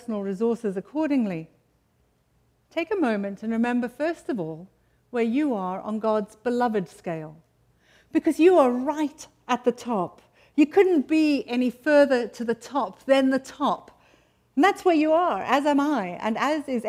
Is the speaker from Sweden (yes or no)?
no; United Kingdom; now in United States; Sometimes I feel a bit strange being British amongst a lot of Americans